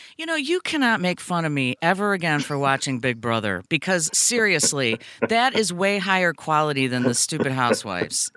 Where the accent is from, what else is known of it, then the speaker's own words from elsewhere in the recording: Brookfield, Illinois, United States; I grew up in Brookfield